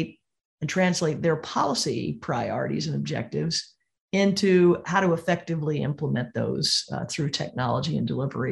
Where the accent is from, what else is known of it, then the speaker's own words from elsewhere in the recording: Missouri, United States; my home state of Missouri